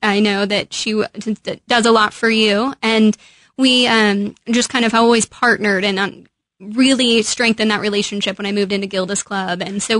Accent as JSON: {"language": "English", "region": "Midwest", "country": "United States", "said": "You can tell I'm from the Midwest."}